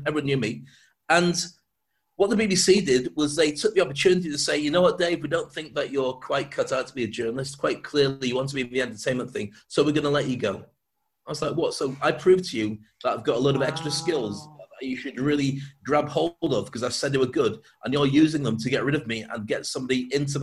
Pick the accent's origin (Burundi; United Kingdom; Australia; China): United Kingdom; moved away as an adult; also born or lived in Dubai; I love being British. I'm proud to be British, but I can't live in this country anymore.